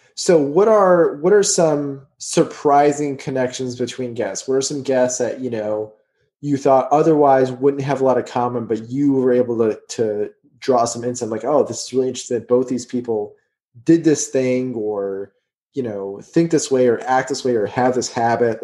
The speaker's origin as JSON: {"language": "English", "town": "Houston", "region": "Texas", "country": "United States", "tie": "born or raised there", "also_born_or_lived": "New Jersey", "moved": "yes", "said": "I grew up in Houston"}